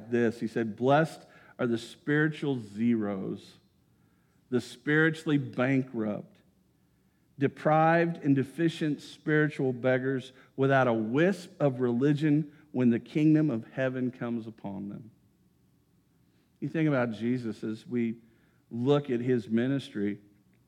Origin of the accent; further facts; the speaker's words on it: Greensburg, United States; my hometown of Greensburg